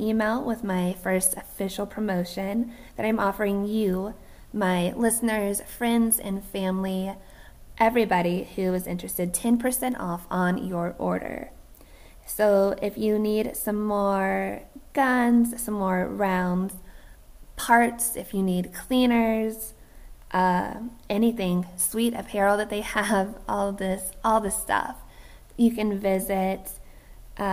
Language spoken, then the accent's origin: English; United States; we as American citizens